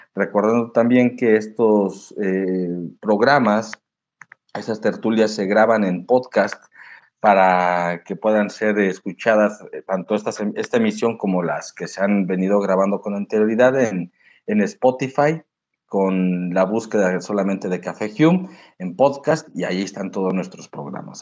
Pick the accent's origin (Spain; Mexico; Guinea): Mexico; Nosotros en México